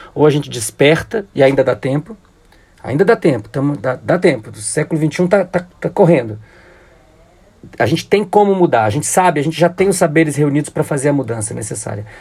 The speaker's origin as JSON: {"language": "Portuguese", "country": "Brazil", "said": "Quando eu saí do Brasil, em 93, final de 94, início de 95"}